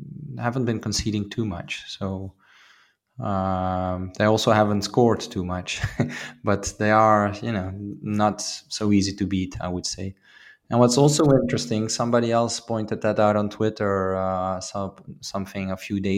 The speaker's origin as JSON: {"language": "English", "town": "Maastricht", "region": "Limburg", "country": "Netherlands", "tie": "born or raised there", "said": "my hometown team, MVV Maastricht"}